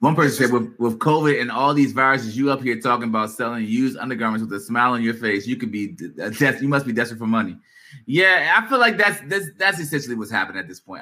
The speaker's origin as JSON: {"language": "English", "area": "Prince George's County", "region": "Maryland", "country": "United States", "said": "we're from, uh, you know, this area. Uh, I'm not going to speak on it, PG County area"}